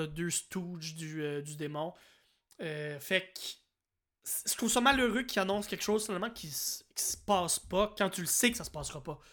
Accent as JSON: {"language": "French", "region": "New Brunswick", "country": "Canada", "said": "Je viens du Nouveau-Brunswick"}